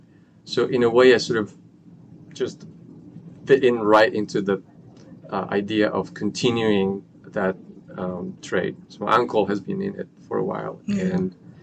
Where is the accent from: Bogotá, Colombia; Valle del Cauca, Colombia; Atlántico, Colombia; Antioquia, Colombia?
Bogotá, Colombia; moved away; Born and raised in Colombia